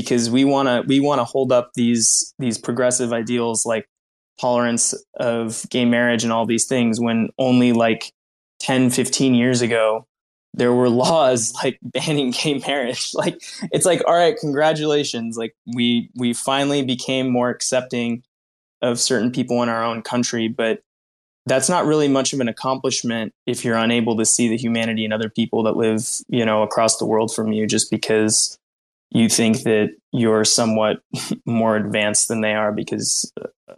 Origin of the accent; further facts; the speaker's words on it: United States; I was born in the States